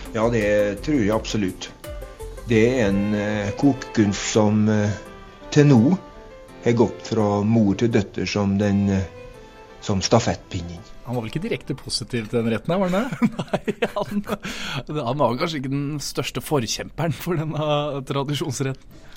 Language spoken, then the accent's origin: Norwegian; Bryne, Rogaland, Norway; Bryne, der jeg kommer fra